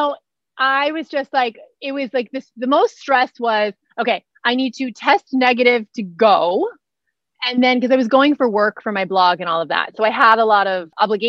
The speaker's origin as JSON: {"language": "English", "region": "Connecticut", "country": "United States", "also_born_or_lived": "New York City / Santa Monica", "moved": "yes", "lives_now": "Los Angeles, United States", "said": "So I'm from Connecticut."}